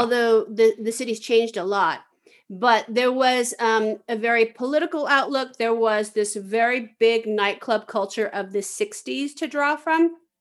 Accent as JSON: {"language": "English", "town": "San Francisco", "region": "California", "country": "United States", "tie": "born or raised there", "also_born_or_lived": "New York", "moved": "yes", "said": "I grew up in San Francisco"}